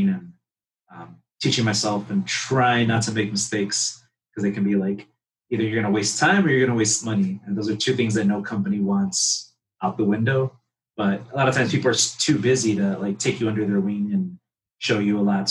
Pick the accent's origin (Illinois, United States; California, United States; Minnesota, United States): Illinois, United States; Chicago; I'm from Pilsen. So there's a huge like art community here